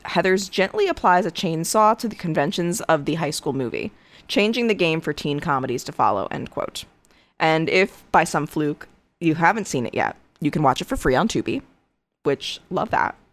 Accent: Connecticut, United States; I grew up in Connecticut

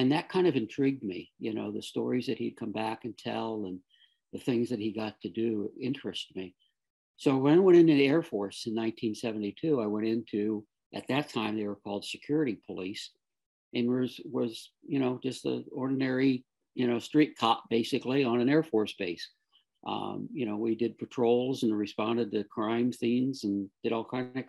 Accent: South Florida, United States; I grew up in South Florida

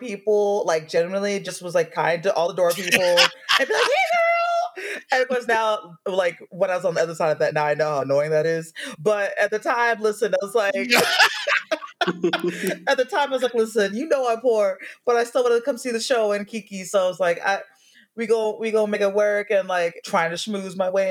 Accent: Arlington, Virginia, United States; moved away as an adult; now in Chicago, United States; I'm from Arlington, Virginia.

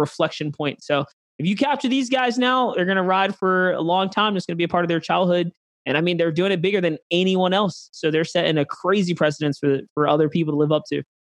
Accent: New York City, New York, United States; now in Texas, United States

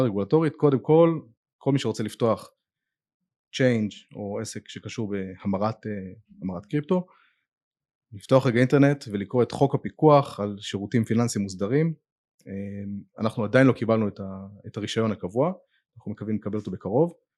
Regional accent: Netanya, Central District, Israel; אני גדלתי בנתניה בתור ילד

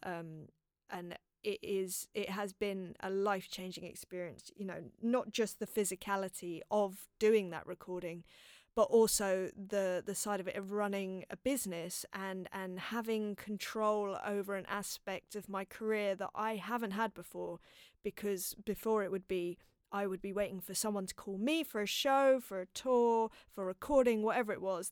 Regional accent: London, United Kingdom; growing up in North London and, uh, in a place called Palmer's Green

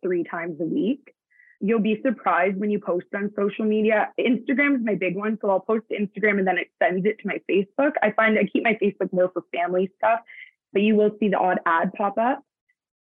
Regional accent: Hamilton, Ontario, Canada; now in Brantford, Canada; I was born and raised in Hamilton, Ontario

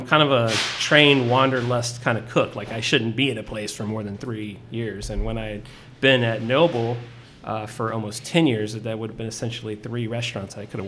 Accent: Corpus Christi, Texas, United States; moved away as an adult; also born or lived in Portland, Oregon; now in Austin, United States; I grew up in South Texas. Corpus Christi is my hometown

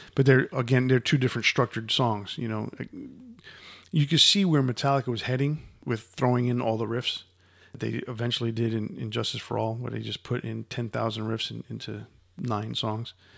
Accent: United States; Growing up in the Cold War era of the United States

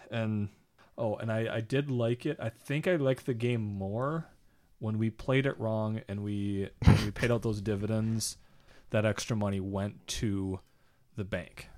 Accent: United States; I'm from America

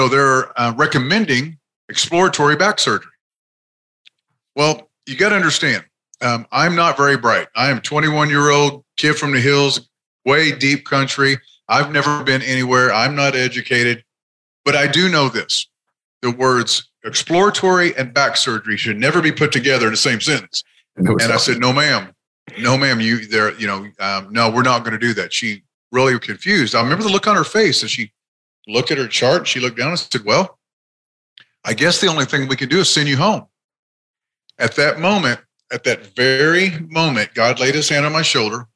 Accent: Springfield, Missouri, United States; now in Oklahoma, United States; I'm originally from Springfield, Missouri, Southwest Missouri, mm-hmm. where I'm originally from

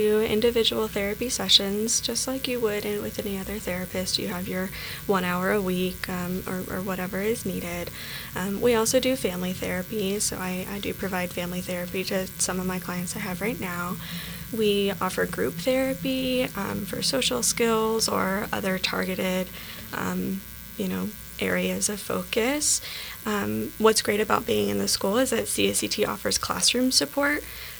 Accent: Austin, Texas, United States; now in Helena, United States; I was actually coming from Texas.

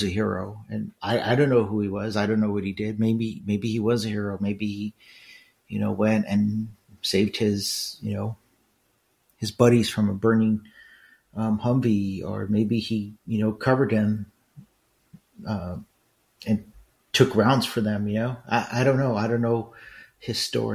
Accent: Los Angeles, California, United States; moved away as an adult; also born or lived in Irvine; with other Mexicans in East LA, I really didn't fit in there

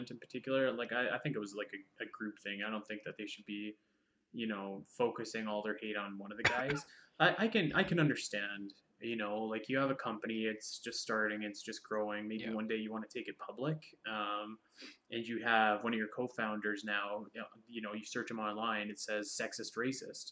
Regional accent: Canada; as a Canadian

